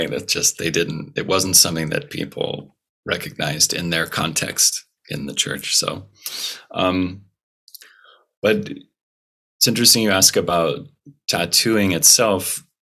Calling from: California, United States; It is nine in the morning, roughly, and I'm on the northern coast of California, in the U.S.

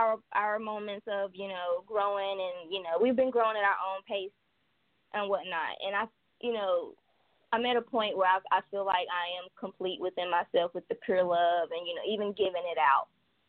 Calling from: Wilmington, North Carolina, United States; I am calling from North Carolina, Wilmington.

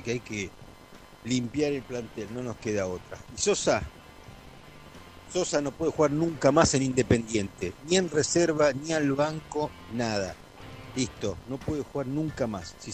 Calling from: Mar del Plata, Buenos Aires Province, Argentina; Hola cartones … de Mar de Plata.

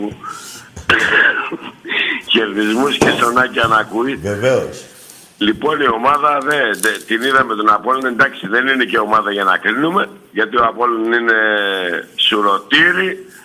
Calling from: Thessaloniki, Central Macedonia, Greece; Γεια Στέκη … είμαι από Θεσσαλονίκη, Ολυμπιακός.

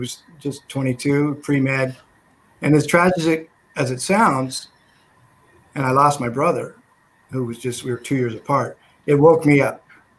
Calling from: Sacramento, California, United States; I'm in Sacramento, California.

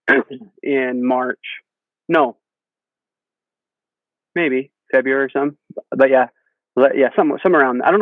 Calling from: Lehi, Utah, United States; Oh, I'm in Lehi. Well, I guess it's kind of Highland. So that shop is Highland, but where I'm sitting is Lehi.

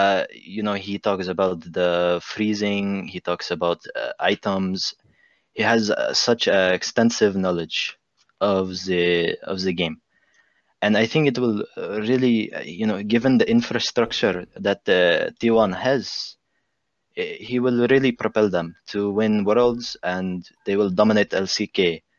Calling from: Baghdad, Baghdad Governorate, Iraq; English is a second language; I'm coming Baghdad, Iraq.

